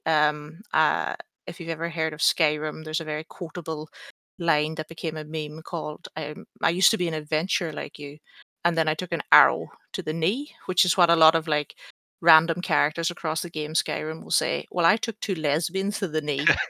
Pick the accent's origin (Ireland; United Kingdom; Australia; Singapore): Ireland; I'm Irish.